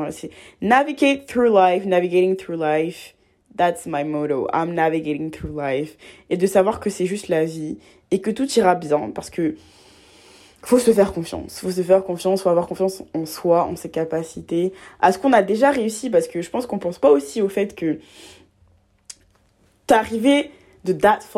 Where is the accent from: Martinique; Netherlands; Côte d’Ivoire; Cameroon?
Côte d’Ivoire; Abidjan; now in France; j'ai, hum, je viens de, j'ai vécu toute ma vie en Côte d'Ivoire. Euh, je viens d'Abidjan et tout. Et bah, je suis arrivée seule en France et tout ça.